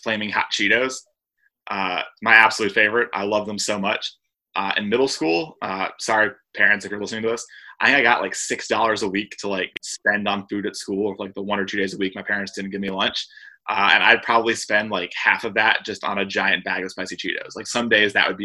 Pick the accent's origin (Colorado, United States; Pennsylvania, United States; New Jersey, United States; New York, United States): Colorado, United States; Boulder; also born or lived in Triangle, North Carolina; now in North Carolina, United States; I'm from Boulder